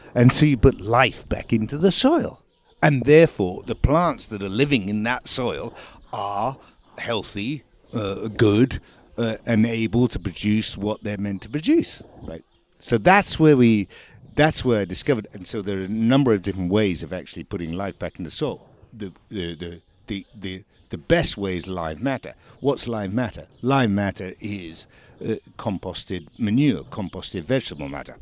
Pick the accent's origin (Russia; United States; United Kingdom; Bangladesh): United Kingdom; England; now in France; I was born in England, and I am here talking to you from the south of France